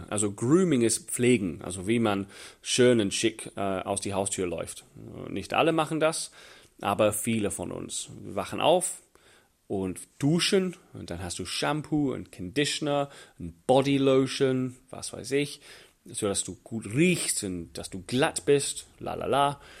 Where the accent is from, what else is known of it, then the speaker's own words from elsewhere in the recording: England, United Kingdom; German is a second language; Für mich als, als Engländer war das völlig fremd. Niemals in England wird ein Mann Handcreme dabei haben oder ein Tempo. Männer tun das nicht, wo ich herkomme.